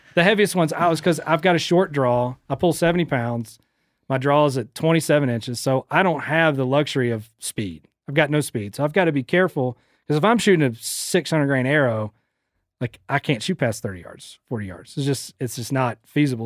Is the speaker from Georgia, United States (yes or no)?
yes; St. Simons, Georgia, United States; my hometown, Saint Simon's